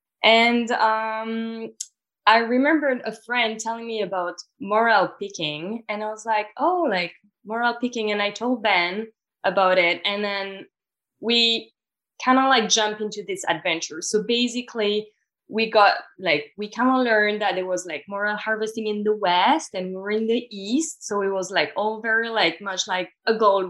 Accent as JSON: {"language": "English", "region": "the Alps", "country": "France", "tie": "born or raised there", "also_born_or_lived": "Montreal, Canada", "second_language": "English", "moved": "as an adult", "said": "I grew up in the Alps"}